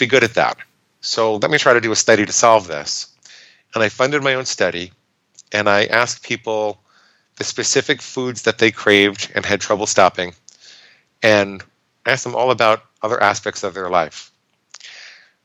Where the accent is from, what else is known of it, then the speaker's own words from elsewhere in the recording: New York, United States; I grew up in New York